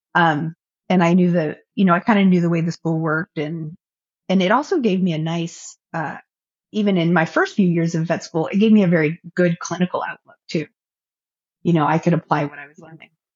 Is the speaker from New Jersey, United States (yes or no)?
no; Orange County, California, United States; also born or lived in Central Valley, California; I grew up in Orange County, California